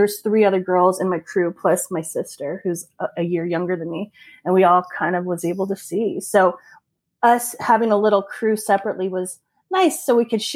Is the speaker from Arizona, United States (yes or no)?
no; San Diego, California, United States; Born and raised in San Diego